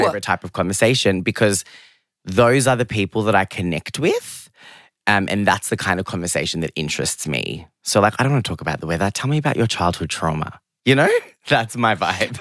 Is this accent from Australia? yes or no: yes; Geelong, Victoria, Australia; English is a second language; also born or lived in London; I grew up in Geelong, which I love.